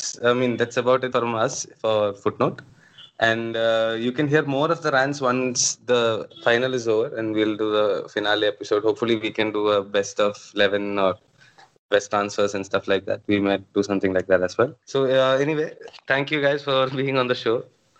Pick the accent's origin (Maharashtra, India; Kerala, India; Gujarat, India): Kerala, India; Kozhikode; I'm from Kerala, Calicut